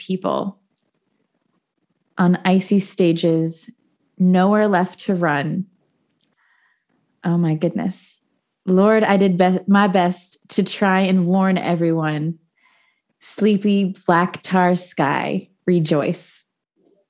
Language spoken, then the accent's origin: English; Bloomington, Indiana, United States; In my hometown, Bloomington